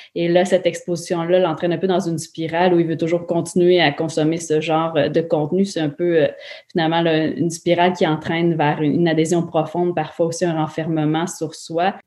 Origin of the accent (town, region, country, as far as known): Quebec, Canada